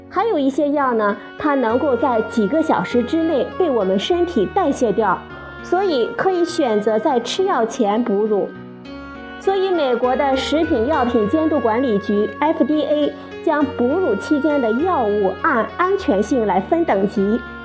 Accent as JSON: {"language": "Chinese", "country": "China", "said": "我们中国人"}